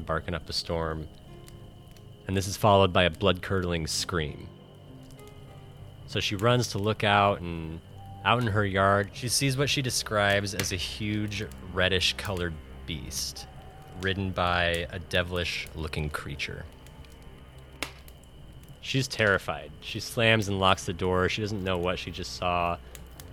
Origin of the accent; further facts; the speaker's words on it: Mesa, Arizona, United States; now in Los Angeles, United States; I live in LA, and I'm a screenwriter, and I'm originally from Mesa, Arizona